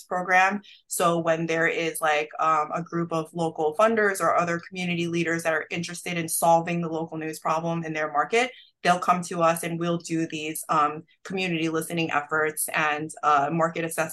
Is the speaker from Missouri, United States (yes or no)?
no; New York, United States; I grew up in New York